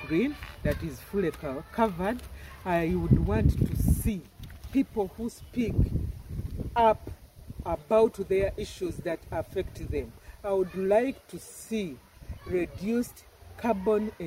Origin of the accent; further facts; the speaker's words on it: Bunyoro, Uganda; first language Runyoro; English is a second language; My native language is Runyoro